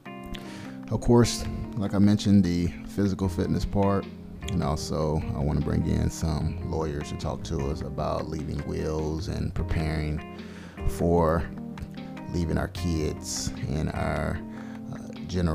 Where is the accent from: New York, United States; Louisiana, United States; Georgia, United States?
Louisiana, United States; moved away as an adult; also born or lived in South Korea; now in Fayetteville, United States; I grew up in Louisiana